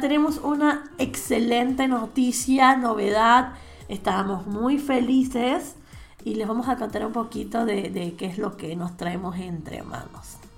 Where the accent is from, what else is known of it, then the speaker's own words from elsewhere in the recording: Venezuela; moved away as an adult; now in Spain; yo soy española además de ser venezolana